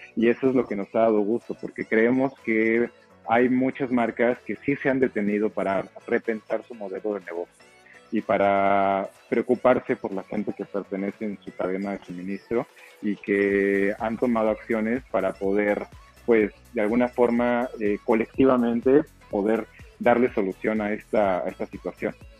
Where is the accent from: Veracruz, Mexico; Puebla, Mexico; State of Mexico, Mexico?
State of Mexico, Mexico; moved away as an adult; now in Oaxaca, Mexico; Yo soy originario del Estado de México, pero eh, radico en Oaxaca desde el año 2011